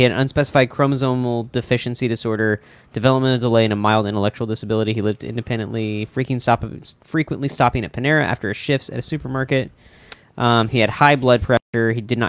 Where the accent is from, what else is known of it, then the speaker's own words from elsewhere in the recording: Tulsa, Oklahoma, United States; I'm from Tulsa.